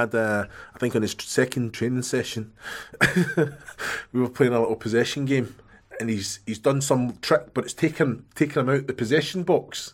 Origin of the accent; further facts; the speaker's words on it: Scotland, United Kingdom; I'm Scottish, mate.